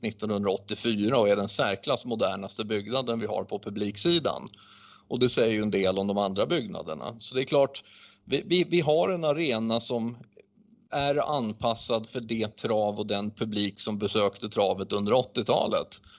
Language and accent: Swedish; Sweden; vi är svenskar